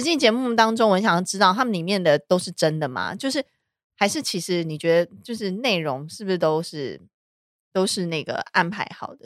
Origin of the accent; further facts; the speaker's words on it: Taiwan; 我们台湾人代表整个华人的市场